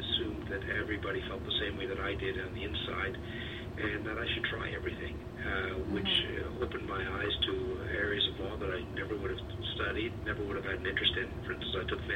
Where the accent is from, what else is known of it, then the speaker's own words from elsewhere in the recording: Sault Ste. Marie, Ontario, Canada; also born or lived in Swansea, Wales; now in Toronto, Canada; I was born in Swansea, Wales. My father was a metallurgical engineer, and he moved the family to northern Ontario, so I grew up in the Sioux.